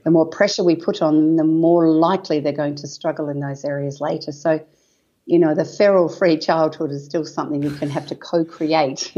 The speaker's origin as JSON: {"language": "English", "area": "Wheatbelt", "region": "Western Australia", "country": "Australia", "tie": "born or raised there", "said": "I was born and bred in a farm in the wheat belt in Western Australia"}